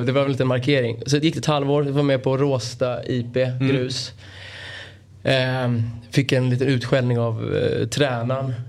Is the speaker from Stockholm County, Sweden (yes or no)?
yes; Stockholm, Stockholm County, Sweden; jag är från, från Bromma precis på gränsen till Solna.